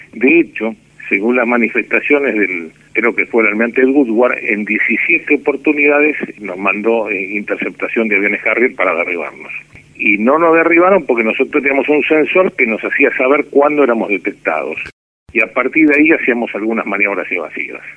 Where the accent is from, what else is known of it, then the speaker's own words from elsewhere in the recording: Buenos Aires, Argentina; Yo de la ciudad de Buenos Aires. Soy porteño y sigo viviendo en Buenos Aires.